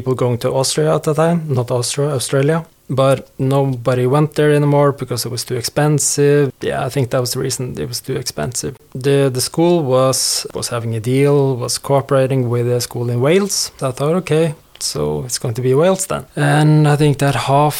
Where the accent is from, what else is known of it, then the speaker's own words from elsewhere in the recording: Hamar, Innlandet, Norway; moved away as an adult; also born or lived in Bournemouth, United Kingdom; now in Stavanger, Norway; Born and raised in Hamar